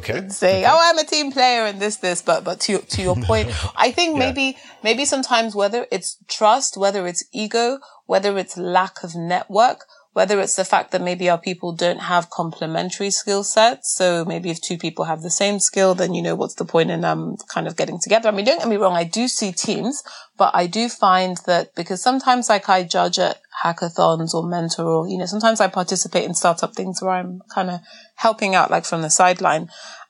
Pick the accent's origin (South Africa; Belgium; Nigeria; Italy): Nigeria; In our continent of scarcity as a Nigerian where there's never enough even water and electricity